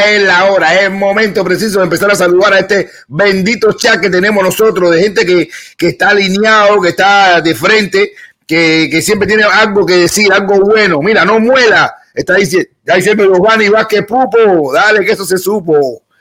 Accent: Cuba; somos los cubanos

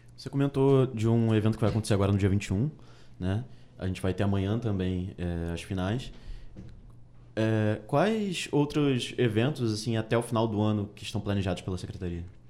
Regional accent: Rio de Janeiro, Brazil; eu sou do Rio de Janeiro

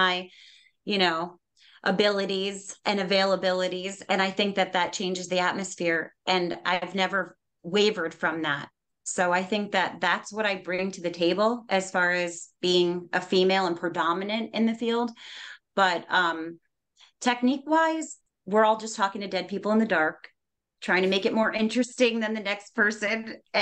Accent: New York, United States; I'm Native American. I was actually raised on a reservation.

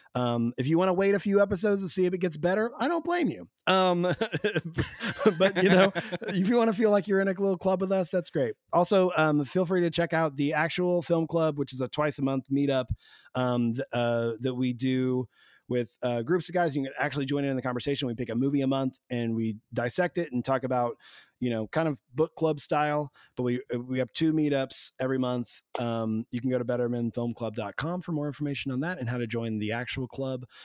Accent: Arkansas, United States; moved away; I was like literally still playing shows in in Arkansas because I was so scared to leave my hometown

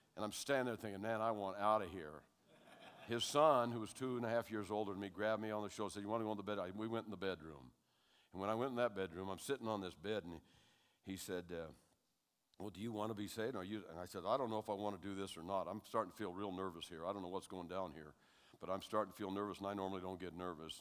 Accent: Hawaii, United States; also born or lived in California; I was born in California, but when I was eight, we moved to Hawaii. And so I was raised in Hawaii

